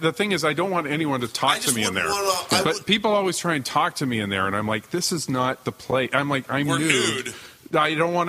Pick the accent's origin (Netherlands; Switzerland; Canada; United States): Canada; Because we're Canadian